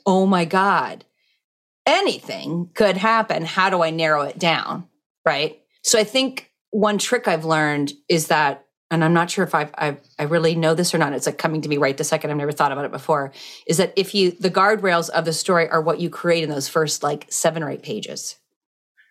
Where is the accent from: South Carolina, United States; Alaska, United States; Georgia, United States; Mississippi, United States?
Alaska, United States; now in Connecticut, United States; I grew up in Alaska in the bush